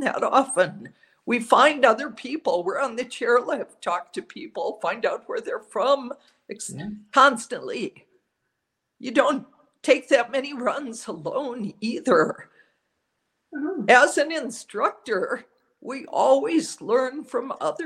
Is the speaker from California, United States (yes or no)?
no; Minneapolis, Minnesota, United States; now in Santa Fe, United States; I grew up in Minneapolis. I've been in Santa Fe for 40 years